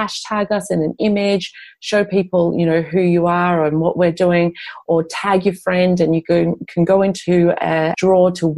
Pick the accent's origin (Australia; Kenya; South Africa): Australia; moved away as an adult; now in Europe; I grew up in Australia.